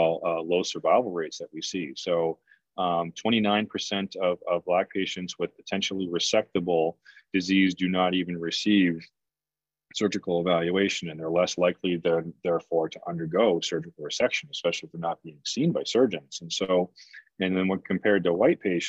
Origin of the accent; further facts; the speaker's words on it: Canada; now in United States; I'm actually from Canada, and I grew up with a public healthcare system. And so, you know, when I moved to the US